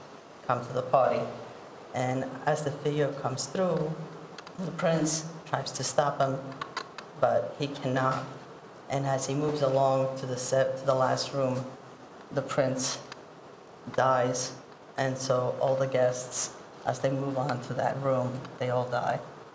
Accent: Italy; now in New York, United States; in Italy, I'm from Italy.

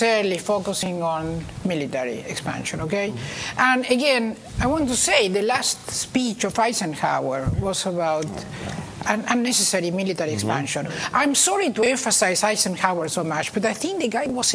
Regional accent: Argentina; now in United States; I was born in Argentina, and I did my educational system here

